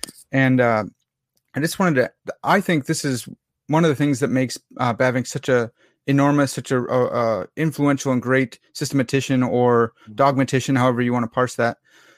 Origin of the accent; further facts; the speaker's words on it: United States; I am an American swine. I pronounce things like an American.